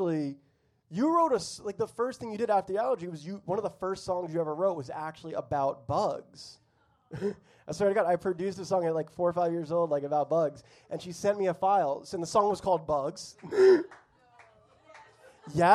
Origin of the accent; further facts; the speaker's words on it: Florida, United States; I grew up in Florida